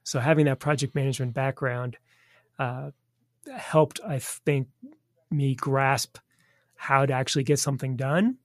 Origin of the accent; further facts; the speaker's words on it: Southern California, United States; moved away as an adult; also born or lived in Washington, D.C.; now in Kansas City, United States; back to Southern California, where I grew up